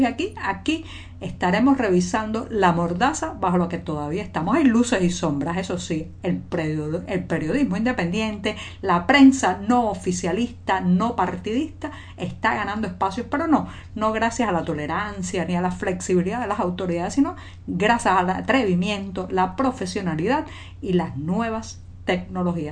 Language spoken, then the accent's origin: Spanish; Cuba; cubana, periodista, ciudadana